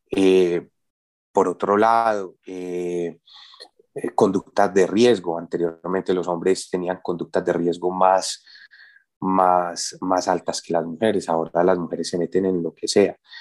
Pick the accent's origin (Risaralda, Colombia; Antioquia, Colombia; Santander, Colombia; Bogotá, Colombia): Antioquia, Colombia; Medellín; yo soy de Antioquia, yo soy de Medellín, y en Medellín tenemos el aguardiente antioqueño